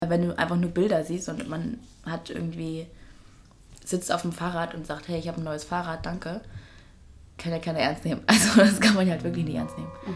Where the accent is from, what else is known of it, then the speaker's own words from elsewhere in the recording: Germany; wo ich herkomme oder so, sage ich dann, bin ich deutsch